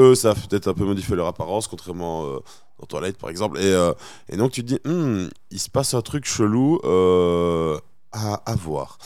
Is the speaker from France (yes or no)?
no; Belgium; en tant que Belge campagnard